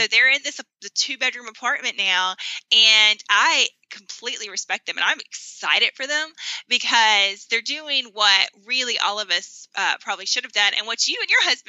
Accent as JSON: {"language": "English", "region": "North Carolina", "country": "United States", "tie": "born or raised there", "moved": "as an adult", "said": "even though I had grown up in North Carolina, I hadn't lived in my hometown since high school."}